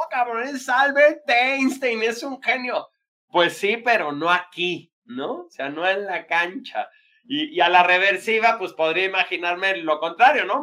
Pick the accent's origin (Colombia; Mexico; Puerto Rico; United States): Mexico; los mexicanos